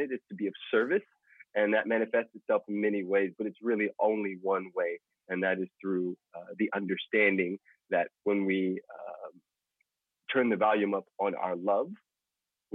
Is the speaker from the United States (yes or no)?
yes; Los Angeles, California, United States; In Los Angeles, California.